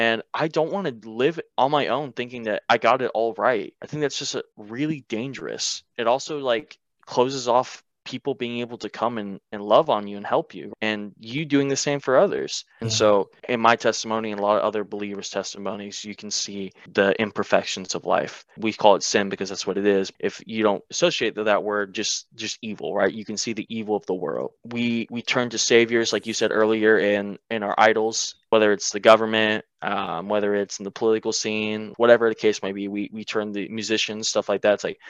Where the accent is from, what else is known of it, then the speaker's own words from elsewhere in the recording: the Bible Belt, United States; Because I grew up in the Bible Belt, but I wasn't serious about it.